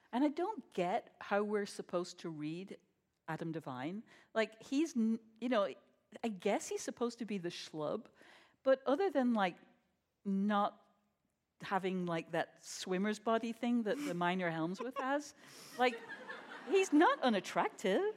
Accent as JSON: {"language": "English", "country": "United States", "said": "as an American"}